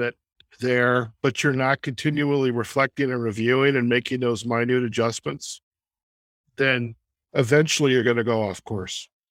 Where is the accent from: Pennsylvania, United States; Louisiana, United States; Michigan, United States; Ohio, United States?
Michigan, United States; Detroit suburbs; moved away; also born or lived in Chicago; growing up in the Detroit suburbs